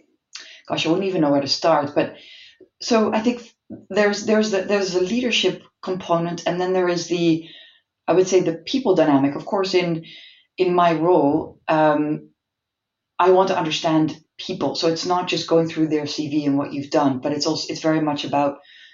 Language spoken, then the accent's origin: English; Malaysia; born there; And because I was born in Malaysia and we have a bit of family history in Asia